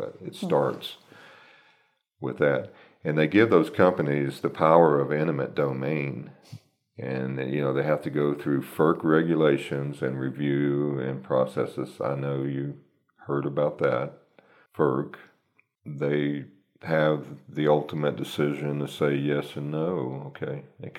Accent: Texas, United States; I came from Texas, so believe me, there's a lot of companies that, you know, it's all about the almighty dollar

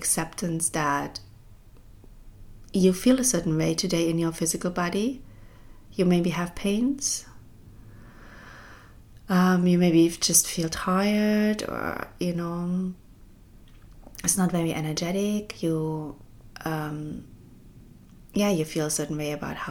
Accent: East Germany, Germany; when I was growing up in East Germany

